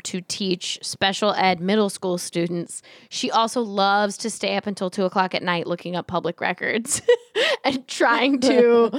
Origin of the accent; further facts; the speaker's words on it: Fort Lauderdale, Florida, United States; moved away as an adult; So my mom moved to High Springs, Florida when I went to college. We're originally from Fort Lauderdale, Florida. The difference is High Springs is near Georgia and is very southern and red and rural. And Fort Lauderdale, Florida is basically Miami.